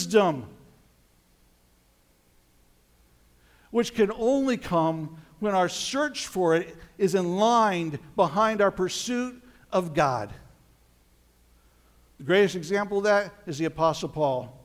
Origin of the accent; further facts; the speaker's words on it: Colorado, United States; moved away; I spent some time growing up in Colorado